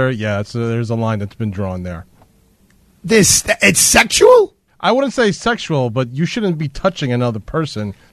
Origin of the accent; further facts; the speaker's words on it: New York City, New York, United States; growing up in Brooklyn.